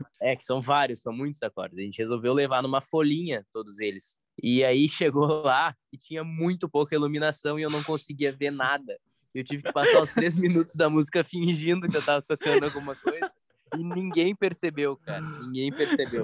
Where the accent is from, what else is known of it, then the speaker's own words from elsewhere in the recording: Brazil; a gente é brasileiro